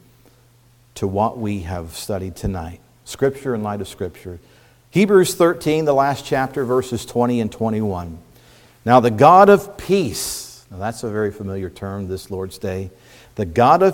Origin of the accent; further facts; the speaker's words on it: Indiana, United States; now in Pennsylvania, United States; growing up in Indiana, country boy, farm boy that I was to an extent